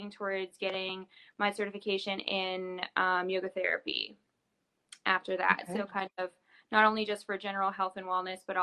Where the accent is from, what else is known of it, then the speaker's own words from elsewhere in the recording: West Virginia, United States; also born or lived in Maine; now in Louisville, United States; I'm originally from West Virginia, and both of my parents are physical therapists